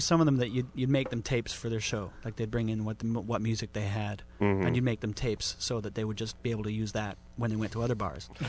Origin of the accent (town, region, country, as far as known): Canada